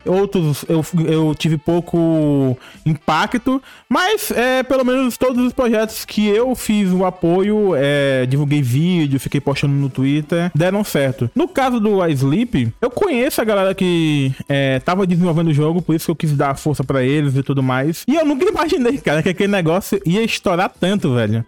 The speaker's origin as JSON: {"language": "Portuguese", "region": "Piauí", "country": "Brazil", "tie": "born or raised there"}